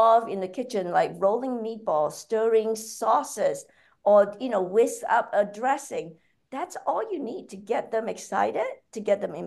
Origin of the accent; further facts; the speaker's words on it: Muar, Johor, Malaysia; moved away as an adult; also born or lived in New Zealand; now in New York, United States; I'm originally from Malaysia. So I grew up there in a town called Muar.